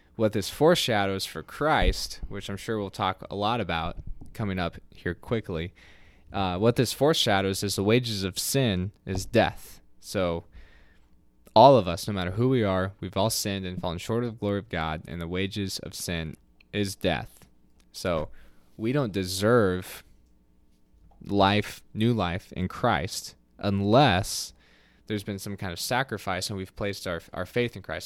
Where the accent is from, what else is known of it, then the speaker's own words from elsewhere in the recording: United States; we don't do well as a American culture